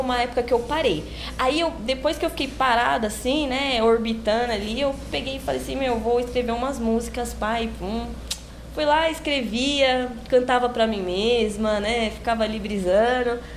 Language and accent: Portuguese; São Paulo, Brazil; eu nasci, fui nascida e criada lá em São Miguel Paulista